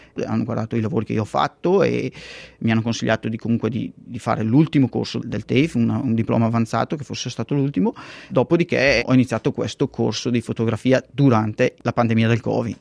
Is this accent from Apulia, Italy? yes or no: no; Castenedolo, Lombardy, Italy; moved away as an adult; now in Perth, Australia; andare via dal posto da dove io sono cresciuto